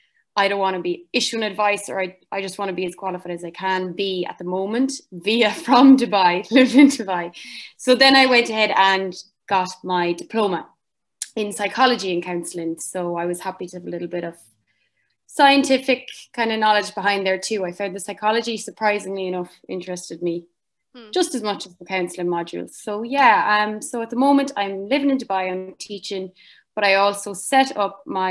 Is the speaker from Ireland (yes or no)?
yes; Cavan, Ulster, Ireland; I'm from Cavan in Ireland.